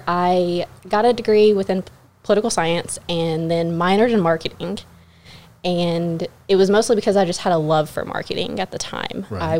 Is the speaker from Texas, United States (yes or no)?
yes; Pearland, Texas, United States; also born or lived in Fort Worth / Killeen; So I am a local from Pearland. I moved there when... I think I was like 8 or 9. I originally was in the Fort Worth area before that. My dad was in the military.